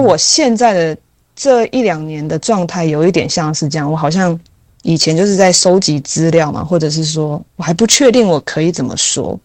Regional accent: Taiwan; 我就是土生土长啊

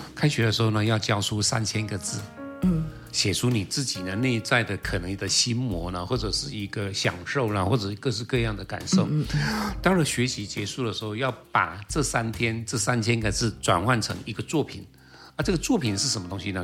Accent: Taiwan; 我是台湾来的

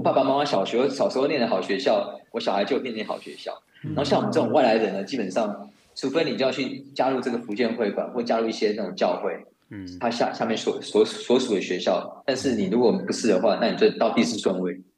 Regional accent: Taiwan; moved away as an adult; now in Singapore; 我当初在台湾长大

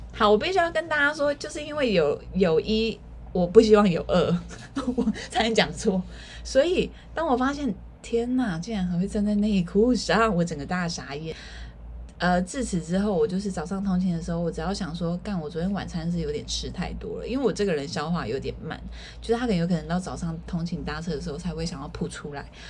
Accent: Keelung, Taiwan; 我本身是基隆人

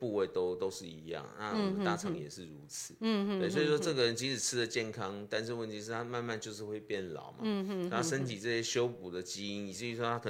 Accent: Taiwan; 因为我们台湾人又爱吃啊，

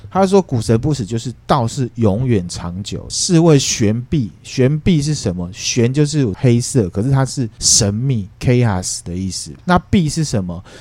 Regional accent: Taiwan; 我只觉得我是台湾人， 那我不会去再从台湾人下面去分

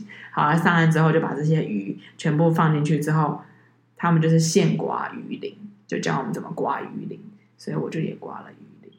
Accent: Taiwan; 我是台湾人，

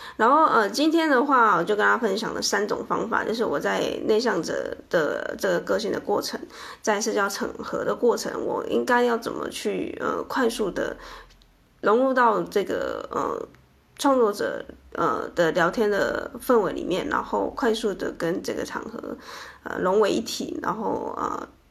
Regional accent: Chiayi, Taiwan; 我们知道彼此都是嘉义人

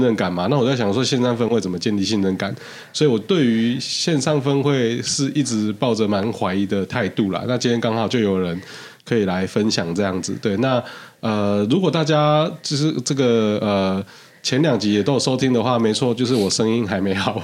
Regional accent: Tainan, Taiwan; 我们台南人，你跟我说早餐不重要，我跟你拼命

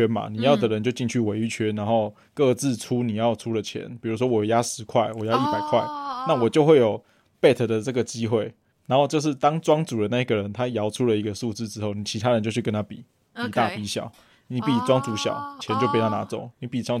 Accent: Taiwan; 我们就是台湾人的家庭传统，不就这样子吗？

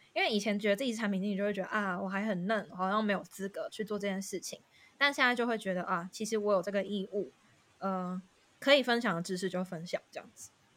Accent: Taiwan; moved away as an adult; also born or lived in Netherlands / Singapore; now in London, United Kingdom; 身为台湾人

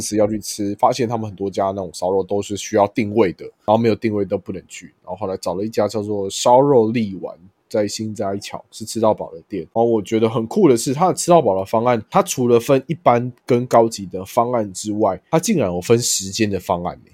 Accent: Taiwan; 我就说我是台湾来的

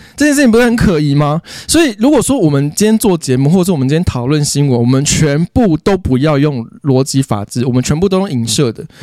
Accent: Taipei, Taiwan; 我从小就在台北市，我阿公，我阿公的阿公，从小我们一家八代就是台北市长大的

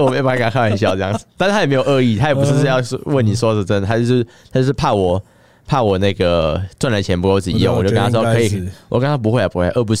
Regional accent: Taoyuan, Taiwan; now in Taipei, Taiwan; 我老家在桃园，这样说我老家桃园麻烦，就因为我家住有点像是。就是有点偏，有点偏僻啊，有点乡下的地方，所以我我从我台北这边要回去桃园老家

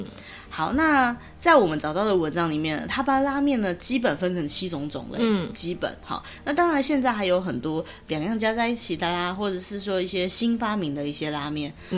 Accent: Taiwan; 我们小时候在台湾吃的乌龙面就是粗的嘛。

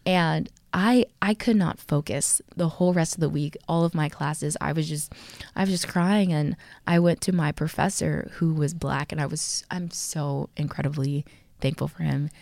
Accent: Texas, United States; I'm from Texas

